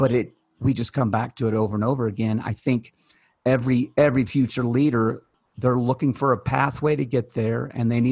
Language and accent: English; Kentucky, United States; I am from Kentucky